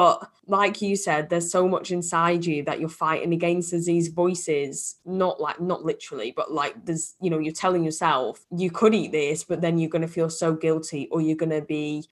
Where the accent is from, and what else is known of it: United Kingdom; now in Liverpool, United Kingdom